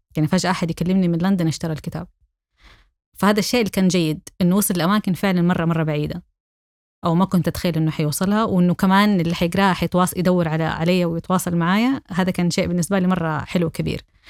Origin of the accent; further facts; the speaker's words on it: Saudi Arabia; أنا سعودية